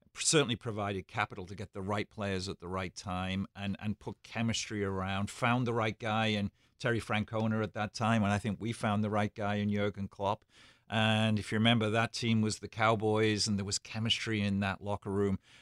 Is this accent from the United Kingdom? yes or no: yes; Liverpool, North West England, United Kingdom; being born and bred in Liverpool as I am